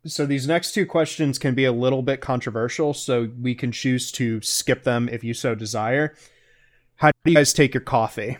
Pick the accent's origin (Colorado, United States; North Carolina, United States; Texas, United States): North Carolina, United States; I'm from North Carolina